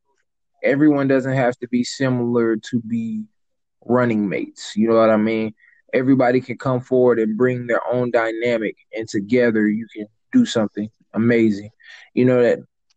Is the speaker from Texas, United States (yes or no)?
no; St. Louis, Missouri, United States; I'm from St. Louis myself